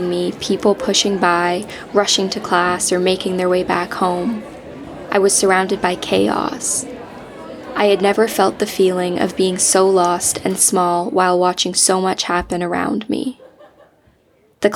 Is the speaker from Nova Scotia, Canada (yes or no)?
no; Georgetown, Ontario, Canada; born or raised there; moved away as an adult; now in Ottawa, Canada